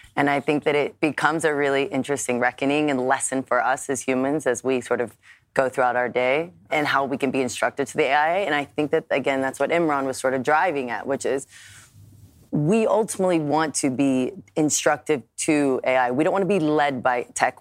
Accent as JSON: {"language": "English", "country": "United States", "said": "I'm an American"}